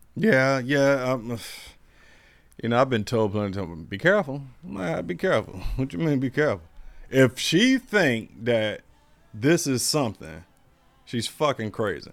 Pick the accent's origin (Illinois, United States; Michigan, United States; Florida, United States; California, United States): Florida, United States; I'm from Florida and I'm German.